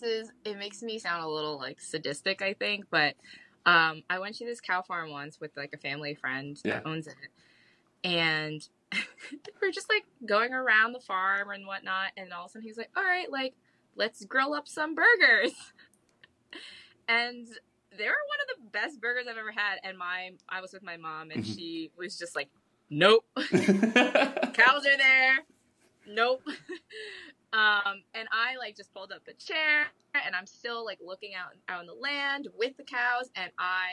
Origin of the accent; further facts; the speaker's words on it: West Virginia, United States; now in Wisconsin, United States; So I, before coming to Wisconsin, I was from West Virginia. A lot of hunters there.